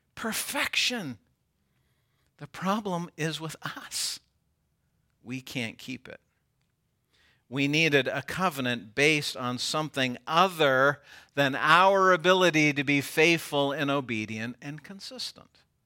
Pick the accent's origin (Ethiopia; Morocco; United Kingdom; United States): United States; I am American.